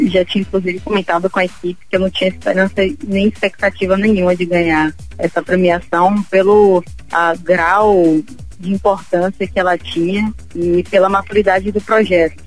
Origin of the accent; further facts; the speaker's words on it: Salvador, Bahia, Brazil; eu sou de Salvador, sou baiana